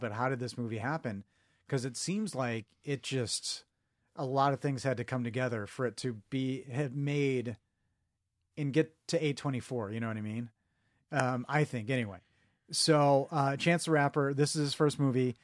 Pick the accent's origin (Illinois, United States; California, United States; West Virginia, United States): Illinois, United States; Chicago; he's from my hometown